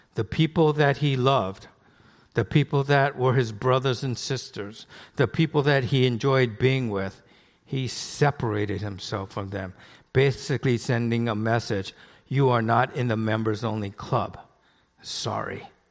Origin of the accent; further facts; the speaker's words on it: Los Angeles, California, United States; I grew up in the Los Feliz area